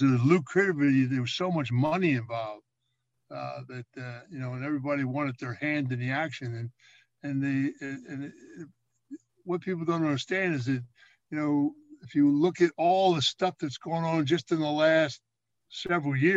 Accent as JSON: {"language": "English", "town": "Philadelphia", "region": "Pennsylvania", "country": "United States", "tie": "born or raised there", "said": "I was raised down in Southwest Philadelphia"}